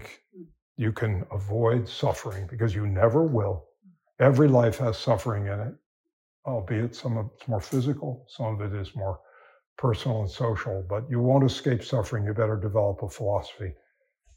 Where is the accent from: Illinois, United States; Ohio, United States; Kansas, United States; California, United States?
California, United States; I'm from California